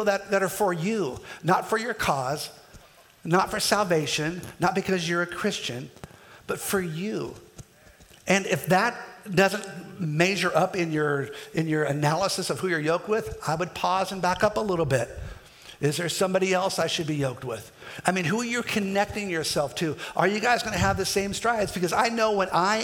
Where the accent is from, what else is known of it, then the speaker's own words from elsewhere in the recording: Kansas, United States; I'm from Kansas